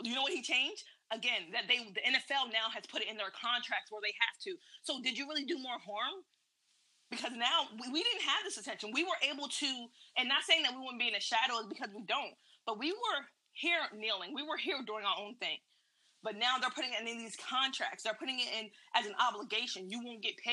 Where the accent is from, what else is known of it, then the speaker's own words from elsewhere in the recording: United States; I am an American, I was born American